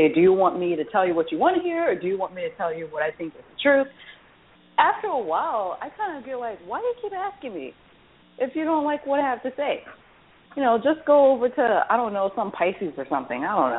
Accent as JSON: {"language": "English", "region": "West Coast", "country": "United States", "tie": "born there", "said": "I will say I was born on the West Coast."}